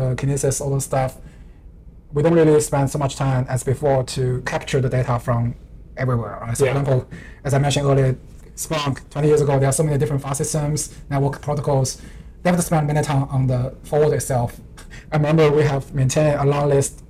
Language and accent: English; China; now in Vancouver, Canada; I'm coming from China